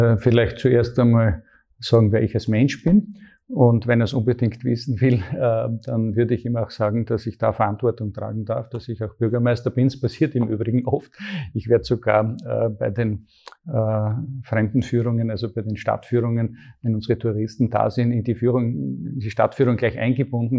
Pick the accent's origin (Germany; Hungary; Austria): Austria; Graz, Styria; ich bin aufgewachsen in Graz in einer ganz, ganz tollen Familie